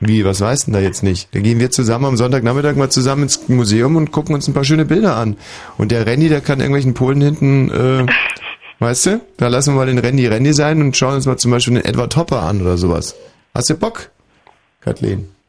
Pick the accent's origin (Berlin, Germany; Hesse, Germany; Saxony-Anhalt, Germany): Berlin, Germany; wir Berliner